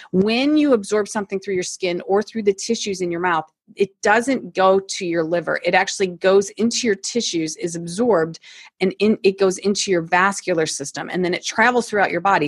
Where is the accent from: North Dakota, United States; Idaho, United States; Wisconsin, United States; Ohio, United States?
Ohio, United States; Toledo; now in Akron, United States; Born and raised in Toledo, Ohio, so not too far from here